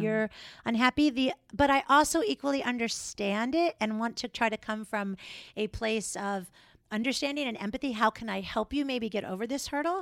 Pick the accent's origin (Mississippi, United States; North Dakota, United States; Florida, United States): Florida, United States; also born or lived in New York; now in Minnesota, United States; Actually born and raised in Florida